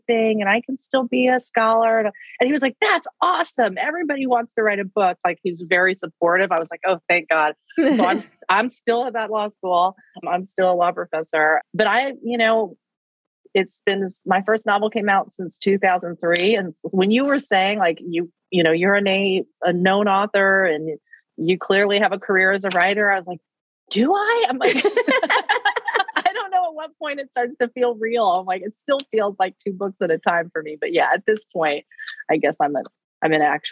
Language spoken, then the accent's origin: English; Wichita, Kansas, United States; moved away; I grew up in Wichita, Kansas